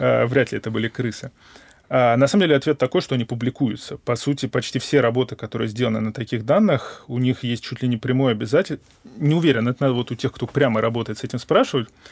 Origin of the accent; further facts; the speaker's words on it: Moscow, Russia; я москвич, гипотетически я могу хотя бы жить у родителей и есть у них